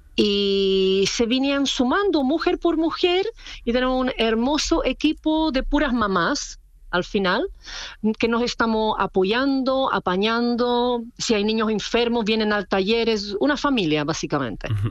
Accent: Czechia; Spanish is a second language; moved away as an adult; now in Chile; yo no soy chilena, yo soy de República Checa

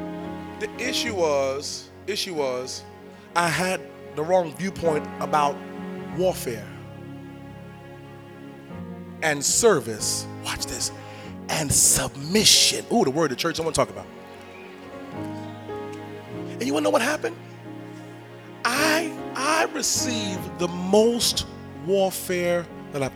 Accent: New York, United States; accent: New York; I'm from New York. We say submitting.

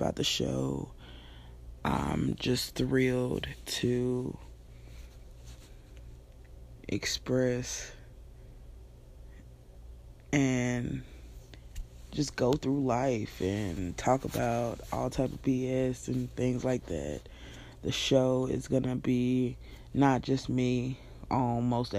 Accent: Nashville, Tennessee, United States; moved away as an adult; now in Alabama, United States; I'm born and raised in Nashville, Tennessee

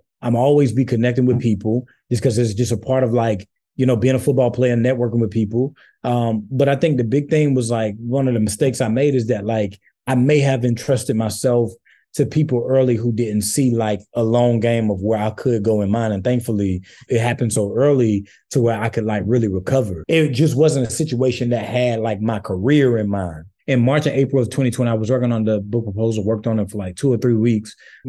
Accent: St. Matthew, South Carolina, United States; You know, where I'm from St. Matthew, South Carolina, bro, like, not much works for us.

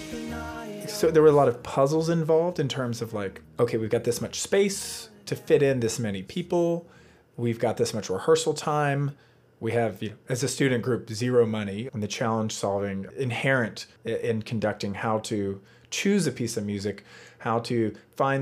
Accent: Virginia, United States; moved away as an adult; also born or lived in North Carolina; I grew up on a cattle farm in Virginia

